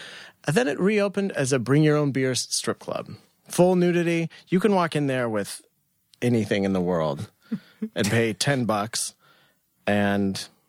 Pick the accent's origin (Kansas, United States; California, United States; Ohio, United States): Kansas, United States; moved away as an adult; now in Brooklyn, United States; Right outside of Kansas City, from the time that I was 2 years of age until I was 27.